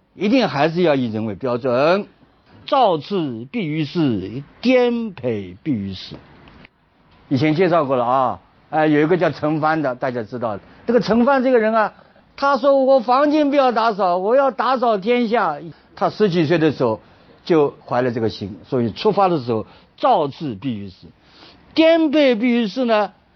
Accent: China; 就像我们中国人常常讲的，人要三立。

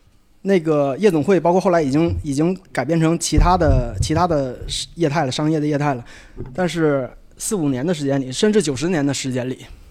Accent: Shenyang, Liaoning, China; 我是燕粉街出生的人，嗯，我也是在燕粉街长大的人。

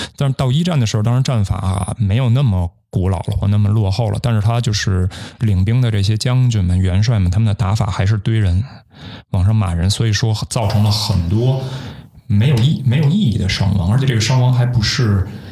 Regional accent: China; 我们中国人

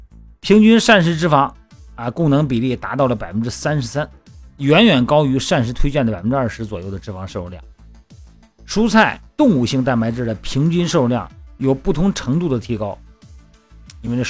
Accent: Shandong, China; now in Hainan, China; 你看我们老家山东哈

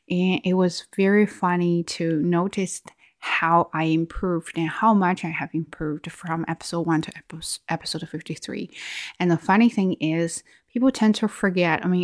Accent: China; accent: Chinese; English is a second language; oh yeah, I used to have a Chinese accent there, and I will get super offended.

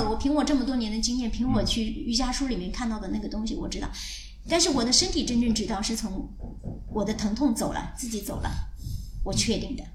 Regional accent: Anhui, China; moved away as an adult; 我是从安徽来的

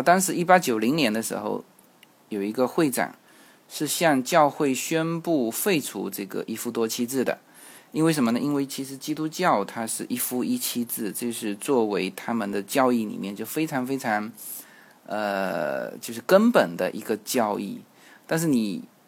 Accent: China; 我们中国人

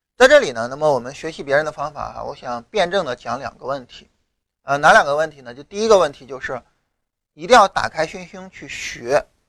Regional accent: rural Shandong, China; 我老家山东农村的嘛

